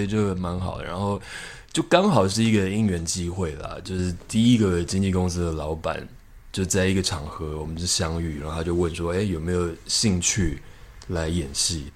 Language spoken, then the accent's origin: Chinese; Taiwan; 只有我一个台湾人